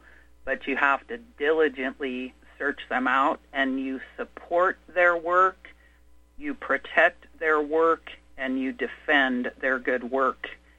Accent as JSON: {"language": "English", "region": "New Jersey", "country": "United States", "said": "Are you from Jersey? I'm from Jersey."}